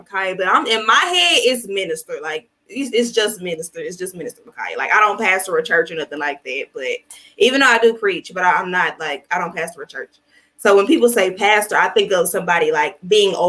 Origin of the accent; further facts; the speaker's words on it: Little Rock, Arkansas, United States; I'm from here, Little Rock, Arkansas